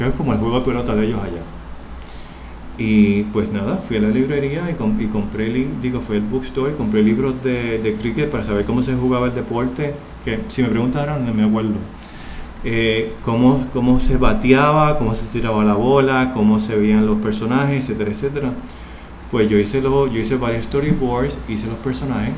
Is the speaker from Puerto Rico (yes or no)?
yes; Puerto Rico; moved away as an adult; now in New York, United States; yo soy puertorriqueño y puedo hablar de mí, de mi cultura